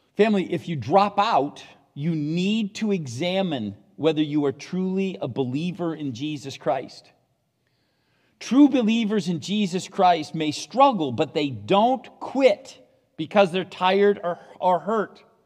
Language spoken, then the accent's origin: English; United States; I'm an American